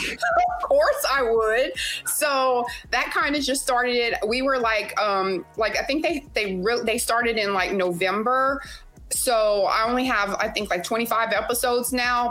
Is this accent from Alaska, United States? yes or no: no; Louisiana, United States; moved away as an adult; now in Houston, United States; I'm originally from Louisiana and I live in Houston, Texas. And I've been here about 17 years now, um, but I'm still straight LA.